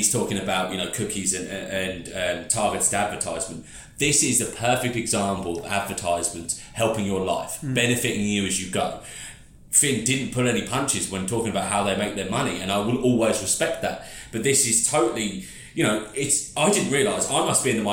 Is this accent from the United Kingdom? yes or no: yes; United Kingdom; being a Brit and being a bit of a classic Brit